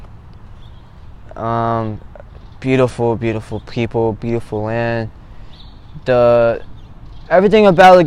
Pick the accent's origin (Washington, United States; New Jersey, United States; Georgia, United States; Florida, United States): New Jersey, United States; Eatontown; I'm from Eatontown, New Jersey. I've been here all my life